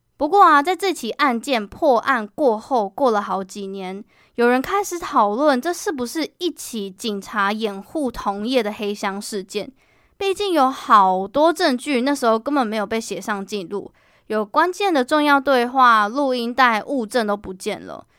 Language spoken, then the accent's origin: Chinese; Kaohsiung, Taiwan; moved away as an adult; now in Taipei, Taiwan; 我决定从我的家乡高雄换工作到台北